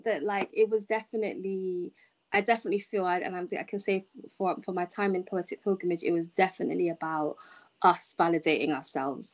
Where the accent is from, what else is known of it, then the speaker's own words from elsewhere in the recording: United Kingdom; as a British person